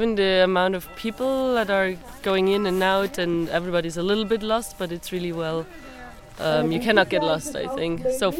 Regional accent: Switzerland; now in Germany; I'm from Switzerland, so I do a lot of mountaineering. Just I cannot do it now as much as I used to when I lived there.

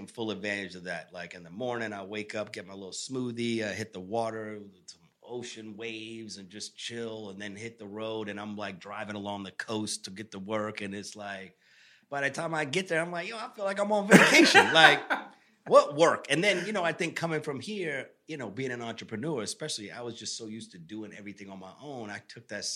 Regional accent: Tampa, Florida, United States; also born or lived in Bronx, New York / New York City; now in Los Angeles, United States; I grew up in Tampa, Florida, pretty much.

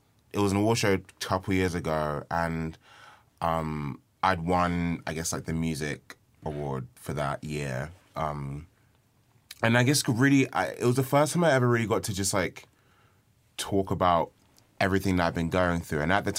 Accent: Nigeria; I'm Nigerian.

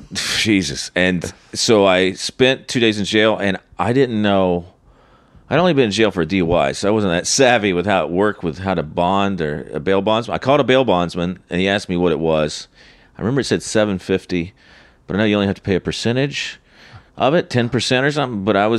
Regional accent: Charlotte, North Carolina, United States; moved away; Charlotte, my hometown.

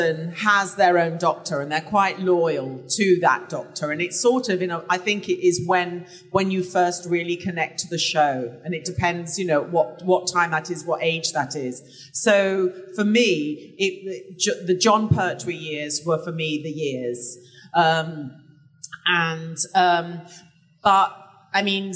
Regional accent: England, United Kingdom; I'm English

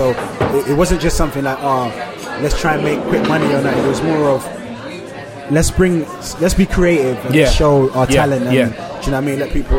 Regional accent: Nigeria; But I feel like a lot of, like, you have the people that are like protective over forgetting that I'm Nigerian.

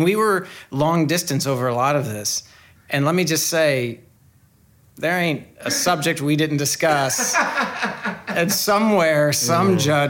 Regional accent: United States; moved away as an adult; now in United Kingdom; as an American

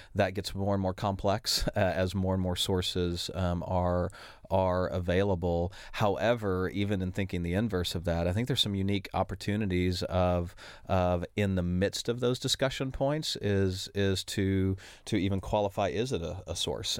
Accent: Oklahoma City, Oklahoma, United States; I am from Oklahoma City, Oklahoma

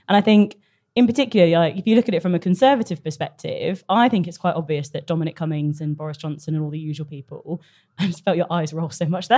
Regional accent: North Cornwall, South West England, United Kingdom; moved away; I'm from North Cornwall

